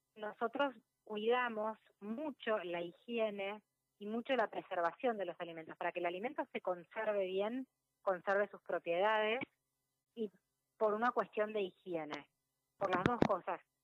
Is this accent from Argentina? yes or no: yes; Argentina; soy una emprendedora argentina